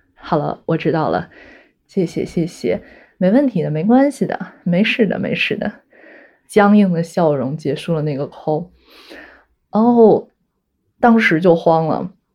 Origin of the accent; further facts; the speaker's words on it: Jinan, Shandong, China; now in Hong Kong, China; 我就回到我的家乡，因为我是济南人